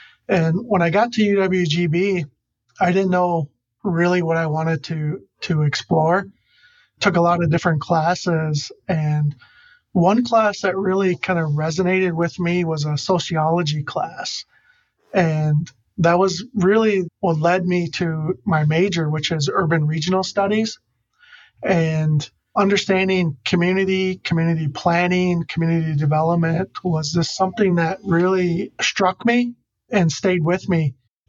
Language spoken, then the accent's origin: English; Oneida, Wisconsin, United States; I was born and raised in Oneida. I went to Seymour Public School and went to UWGB.